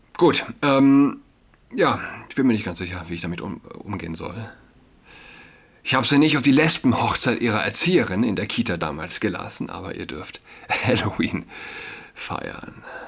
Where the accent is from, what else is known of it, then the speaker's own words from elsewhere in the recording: Saarland, Germany; für mich als äh, Saarländer